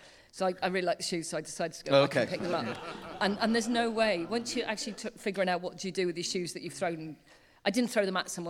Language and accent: English; Wales, United Kingdom; I'm Welsh.